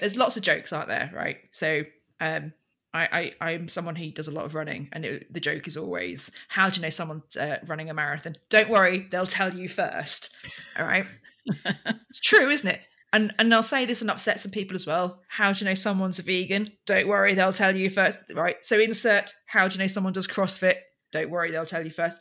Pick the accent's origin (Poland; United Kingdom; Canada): United Kingdom; Berkshire, South East England; I come from Royal Berkshire